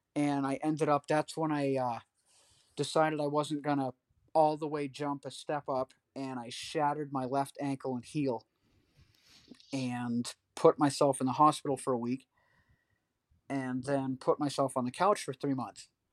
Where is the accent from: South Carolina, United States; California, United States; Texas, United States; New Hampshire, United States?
New Hampshire, United States; Pittsburg; I grew up in Pittsburgh, New Hampshire